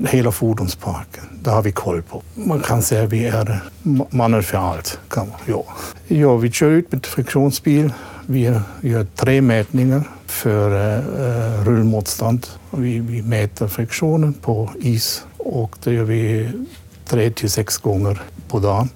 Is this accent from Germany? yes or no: yes; Black Forest, Baden-Württemberg, Germany; Swedish is a second language; moved away as an adult; also born or lived in Småland, Sweden; now in Masugnsbyn, Sweden; Jag kommer ursprungligen från Schwarzwald, Tyskland